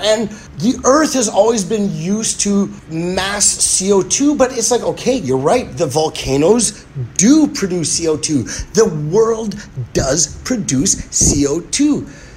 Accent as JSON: {"language": "English", "town": "Winnipeg", "region": "Manitoba", "country": "Canada", "said": "being from Winnipeg"}